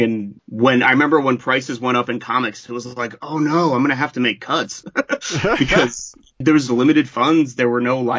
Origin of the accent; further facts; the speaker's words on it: Ohio, United States; moved away as an adult; also born or lived in New York; I'm from Ohio